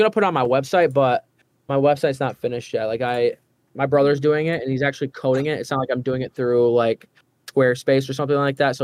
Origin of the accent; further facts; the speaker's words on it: St. Johns, Michigan, United States; now in Lansing, United States; I'm doing a hometown show. It's in St. John's, in my hometown of St. John's